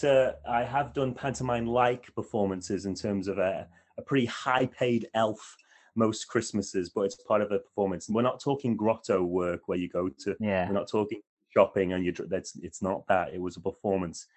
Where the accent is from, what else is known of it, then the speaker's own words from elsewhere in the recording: Wales, United Kingdom; we're from Wales